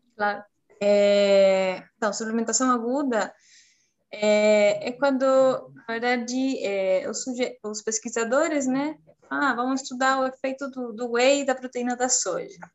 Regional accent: Chile; Portuguese is a second language; moved away as an adult; eu sou do Chile, eu me formei lá em nutrição em 2011

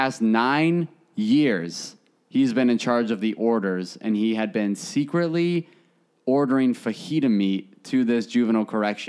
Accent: Alabama, United States; I'm from Alabama.

